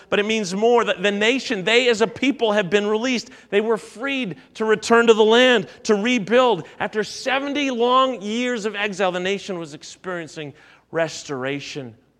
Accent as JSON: {"language": "English", "country": "Canada", "said": "as a Canadian"}